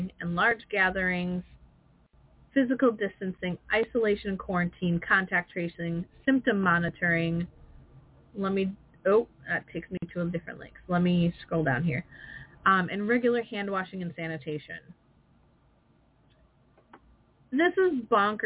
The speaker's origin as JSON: {"language": "English", "region": "Wisconsin", "country": "United States", "said": "I'm from Wisconsin"}